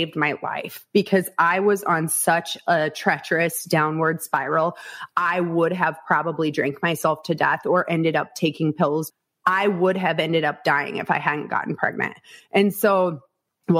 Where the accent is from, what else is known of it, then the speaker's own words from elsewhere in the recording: Northwest Iowa, United States; I was born and raised in Northwest Iowa